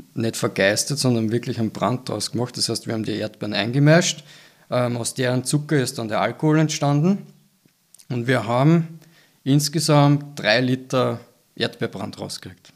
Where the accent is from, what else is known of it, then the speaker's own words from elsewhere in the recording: Austria; bei uns in Österreich